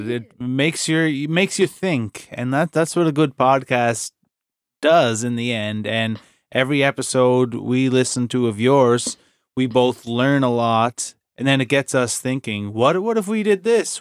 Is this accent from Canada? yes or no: yes; Inverness, Nova Scotia, Canada; I grew up in Inverness